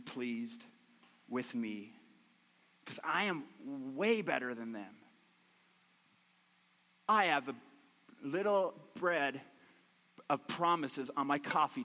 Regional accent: Newfoundland and Labrador, Canada; accent: Newfiness; moved away; I grew up in Newfoundland, right on the ocean

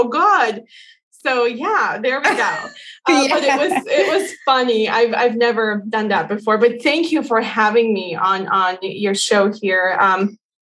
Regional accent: Bosnia & Herzegovina; now in United States; I come from Bosnia.

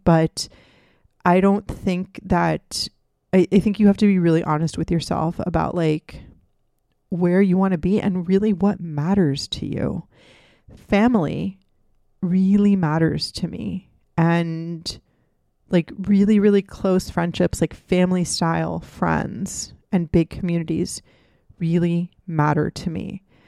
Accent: Miami, Florida, United States; also born or lived in Gainesville, Florida / Tampa, Florida / Boston / Redondo Beach, California; I was born and raised in Miami. and I'm living back in Miami now

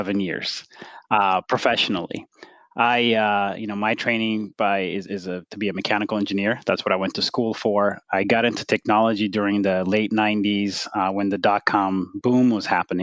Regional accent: Ethiopia; moved away; I grew up in Ethiopia.

